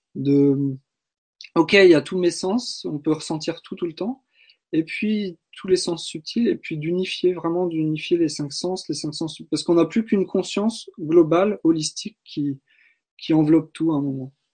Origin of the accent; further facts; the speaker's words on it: Brittany, France; je suis né en Bretagne